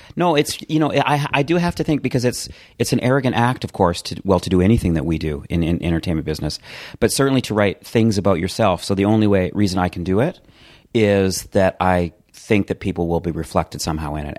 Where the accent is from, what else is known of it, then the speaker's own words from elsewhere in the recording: Calgary, Alberta, Canada; also born or lived in Edmonton; I grew up in Calgary, Canada, in a townhouse community